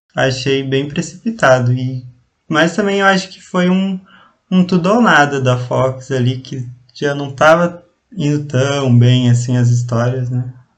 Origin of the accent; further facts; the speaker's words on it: Ponta Grossa, Paraná, Brazil; sou de Ponta Grossa e atualmente estudo engenharia elétrica aqui na, na Federal, na Tecnológica Federal aqui de Ponta Grossa